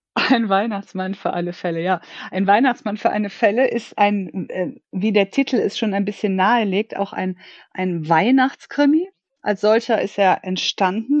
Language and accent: German; Germany; now in Cologne, Germany; gebürtig aus der Eifel und in der Hauptsache in Köln lebend